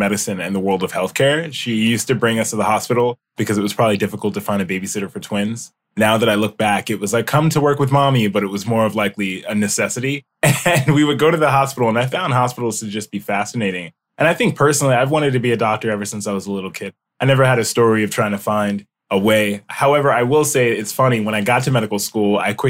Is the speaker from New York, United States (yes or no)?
yes; Mount Vernon, New York, United States; moved away as an adult; also born or lived in Binghamton, New York; now in Los Angeles, United States; I'm from New York. I grew up in Westchester, New York, in a small community called Mount Vernon.